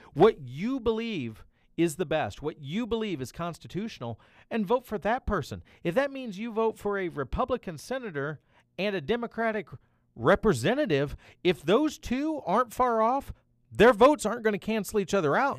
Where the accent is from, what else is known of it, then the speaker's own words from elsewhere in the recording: Tennessee, United States; now in Missouri, United States; My home state of Tennessee